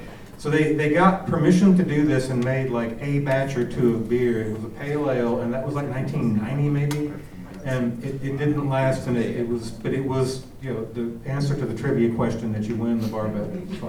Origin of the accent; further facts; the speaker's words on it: Indiana, United States; I'm from Indiana.